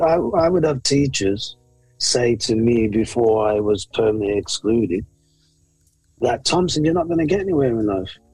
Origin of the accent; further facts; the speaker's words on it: Birmingham, West Midlands, United Kingdom; I was born here in the UK in the 60s, late 60s. And I was born actually in Handsworth.